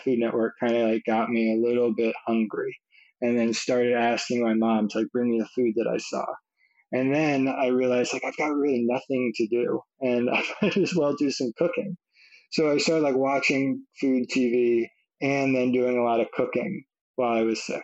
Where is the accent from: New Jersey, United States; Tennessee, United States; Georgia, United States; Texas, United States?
Tennessee, United States; Nashville; I grew up in Nashville, Tennessee